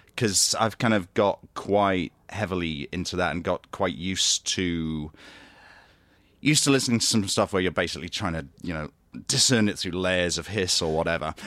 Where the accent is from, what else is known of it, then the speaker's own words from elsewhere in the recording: Grantham, East Midlands, United Kingdom; moved away as an adult; also born or lived in Great Yarmouth / Oxford / Nottingham; now in London, United Kingdom; I was born in Great Yarmouth, which is in East Anglia, uh, but st-, I grew up in a town called Grantham, which is sort of in the Midlands.